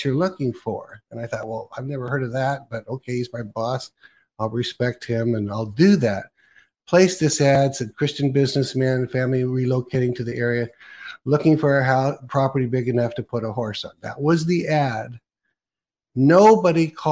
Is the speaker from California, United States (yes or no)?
yes; California, United States; now in Oregon, United States; I was actually born in Oregon, but then I was raised in California.